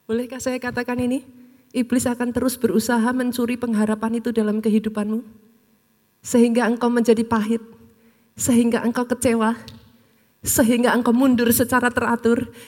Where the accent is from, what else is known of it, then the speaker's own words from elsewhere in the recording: Surakarta, Central Java, Indonesia; Something kita orang Solo nggak akan pernah lupa, Bu.